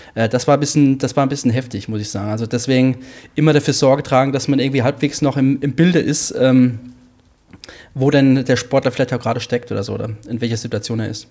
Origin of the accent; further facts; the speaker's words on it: Hesse, Germany; als Hesse